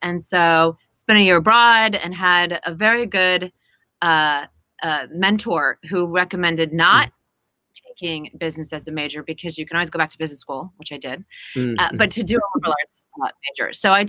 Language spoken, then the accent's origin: English; Midwest, United States; And being a Midwesterner and coming mm-hmm. from a pretty modest upbringing